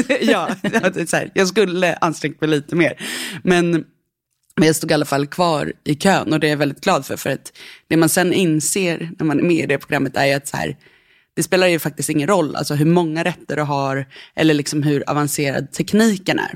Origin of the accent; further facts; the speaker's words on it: Nacka, Stockholm County, Sweden; Jag växte upp eh, utanför Stockholm i Nacka